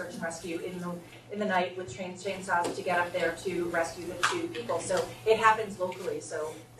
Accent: Connecticut, United States; moved away; I'm from Connecticut, where we had Rattlesnake Mountain

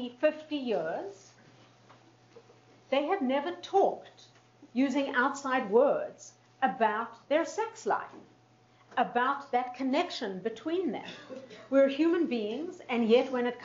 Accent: Winnipeg, Manitoba, Canada; I'm from Winnipeg, Manitoba

